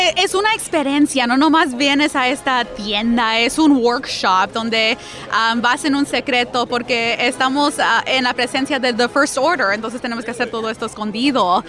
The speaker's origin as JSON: {"language": "Spanish", "town": "Montclair", "region": "California", "country": "United States", "tie": "born or raised there", "said": "Yo crecí bien cerca aquí a Disneyland Resort"}